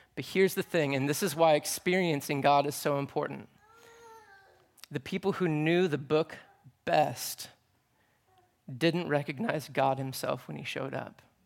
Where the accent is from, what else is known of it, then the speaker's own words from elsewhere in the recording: United States; I'm an American dude